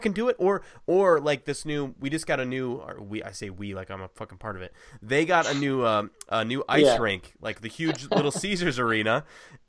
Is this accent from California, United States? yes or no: no; Ohio, United States; I'm from Ohio